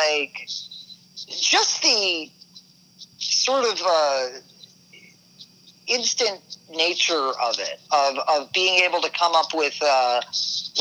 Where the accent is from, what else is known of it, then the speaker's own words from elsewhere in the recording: New York City, New York, United States; growing up in New York